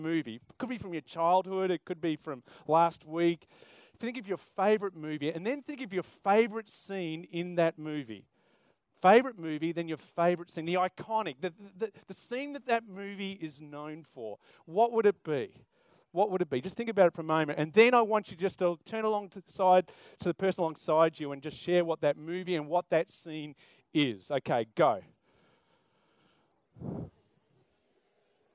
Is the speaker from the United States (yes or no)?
no; South Australia, Australia; now in Queensland, Australia; I'm from South Australia originally, so I love the AFL